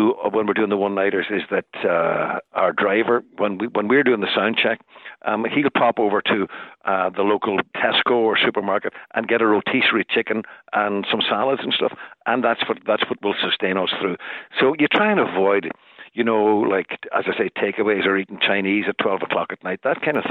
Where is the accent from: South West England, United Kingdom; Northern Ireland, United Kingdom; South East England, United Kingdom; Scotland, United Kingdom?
Northern Ireland, United Kingdom; Derry; my days as a kid growing up in Derry